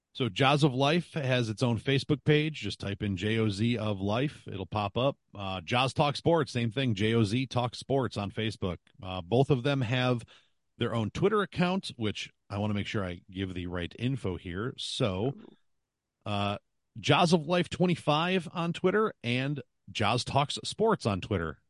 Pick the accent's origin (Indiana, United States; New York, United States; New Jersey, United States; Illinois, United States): New York, United States; Buffalo; I'm from Buffalo